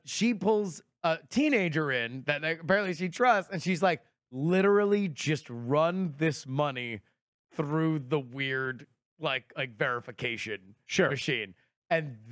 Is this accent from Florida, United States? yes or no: yes; Florida, United States; I was raised in Florida